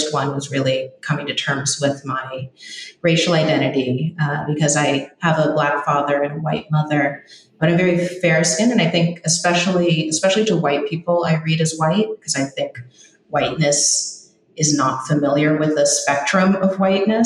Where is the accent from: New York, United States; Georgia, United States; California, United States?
California, United States; Los Angeles; I grew up